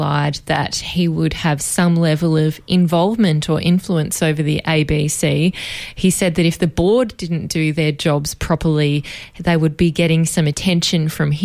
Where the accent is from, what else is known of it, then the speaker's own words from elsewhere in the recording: Ocean Grove, Victoria, Australia; I grew up in Ocean Grove, and that is 90 minutes in good traffic to Melbourne.